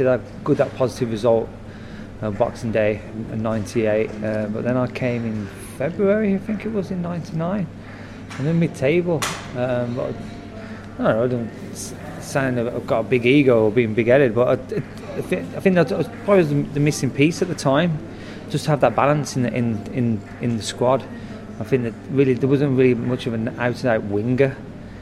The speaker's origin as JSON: {"language": "English", "town": "Birmingham", "region": "West Midlands", "country": "United Kingdom", "moved": "yes", "said": "I'm a lad from Birmingham"}